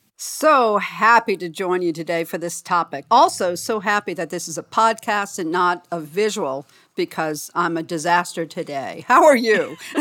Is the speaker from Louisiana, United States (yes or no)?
yes; New Orleans, Louisiana, United States; I'm from New Orleans